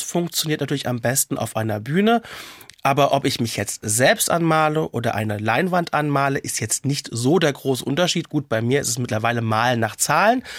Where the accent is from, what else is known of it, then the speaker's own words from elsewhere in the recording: Mainz, Rhineland-Palatinate, Germany; ich komme ja aus Mainz und als Mainzer Mädche